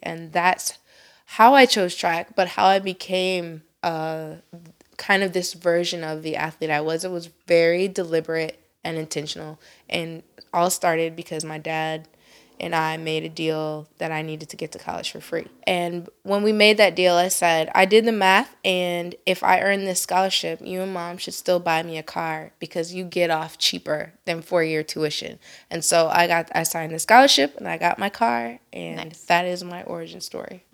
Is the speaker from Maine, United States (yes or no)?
no; Elyria, Ohio, United States; I was born and raised in Elyria, Ohio